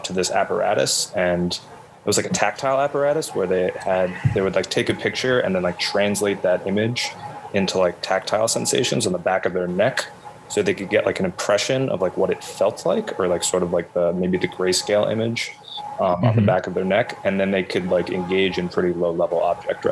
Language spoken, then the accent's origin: English; Garden City, New York, United States; now in Brooklyn, United States; a listless teenager growing up in Garden City